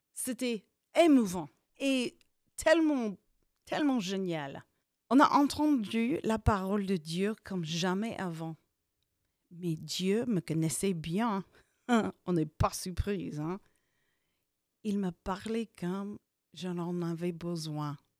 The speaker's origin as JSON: {"language": "French", "town": "Hastings", "region": "Nebraska", "country": "United States", "tie": "born or raised there", "also_born_or_lived": "California / Vierzon, France", "second_language": "French", "said": "J'ai agrandi dans une ville qui s'appelle Hastings, ou bien Hastings"}